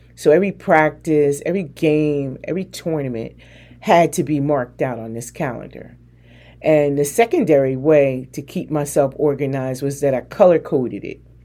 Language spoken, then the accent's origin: English; New Jersey, United States; moved away; also born or lived in North Carolina; I'm from Jersey